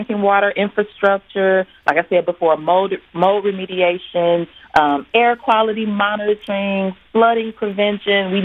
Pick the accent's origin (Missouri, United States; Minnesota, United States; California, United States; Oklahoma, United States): Missouri, United States; St. Louis; as a black woman growing up in St. Louis